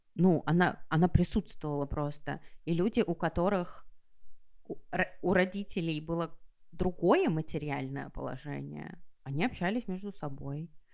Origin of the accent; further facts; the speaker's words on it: Saint Petersburg, Russia; я выросла в Петербурге